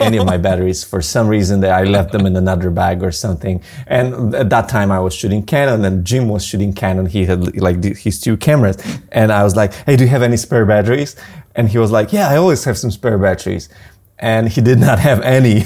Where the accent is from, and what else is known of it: Poland